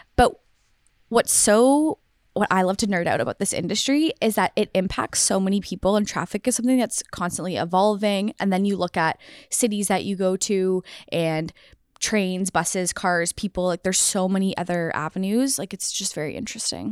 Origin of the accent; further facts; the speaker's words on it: Waterloo, Ontario, Canada; I am from Waterloo, went to high school, university, and did my postgrad here.